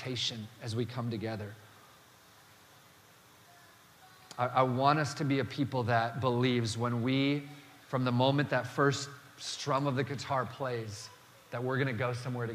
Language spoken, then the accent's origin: English; Dakota Territory, the Dakotas, United States; I grew up in the Dakota Territory